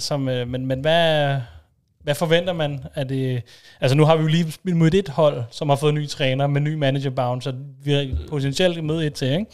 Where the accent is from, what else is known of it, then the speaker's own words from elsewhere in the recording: Denmark; som dansker